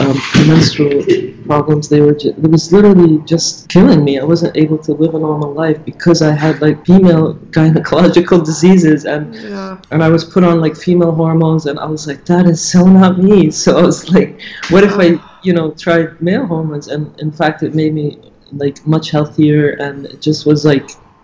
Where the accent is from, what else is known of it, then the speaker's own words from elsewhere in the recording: Saudi Arabia; I grew up in Saudi Arabia.